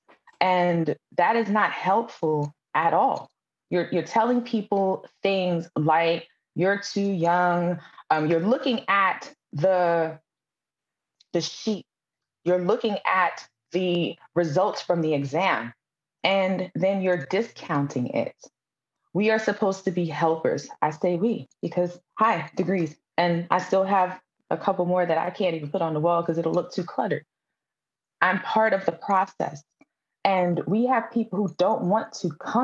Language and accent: English; New York City, New York, United States; I'm from Brooklyn, New York